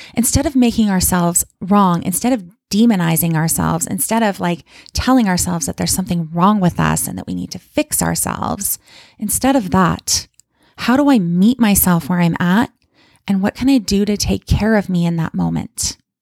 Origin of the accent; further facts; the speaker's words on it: Calgary, Alberta, Canada; moved away as an adult; now in Kamloops, Canada; I don't still live in my hometown of Calgary, Alberta